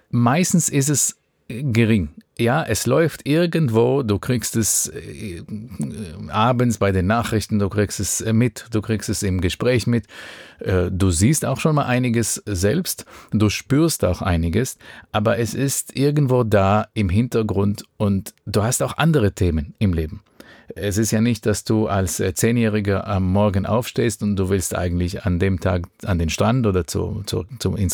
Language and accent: German; Israel; Wenn du in Israel geboren und aufgewachsen bist, das ist bei mir 1982 der Fall gew